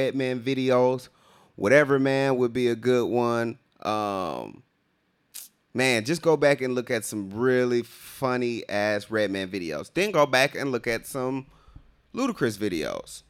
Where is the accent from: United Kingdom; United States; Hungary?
United States; Riverdale, Georgia; we grew up in Riverdale